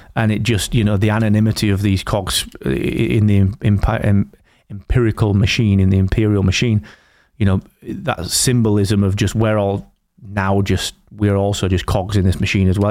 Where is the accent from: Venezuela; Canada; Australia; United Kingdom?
United Kingdom; the north of England; I'm Northern English